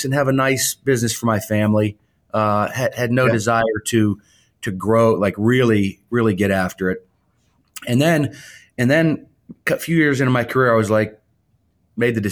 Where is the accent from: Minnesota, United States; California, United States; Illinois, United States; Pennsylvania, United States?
Pennsylvania, United States; Pittsburgh; moved away as an adult; also born or lived in Louisville, Kentucky / Cleveland, Ohio; I'm from Pittsburgh, Pennsylvania, but I've moved around a little bit.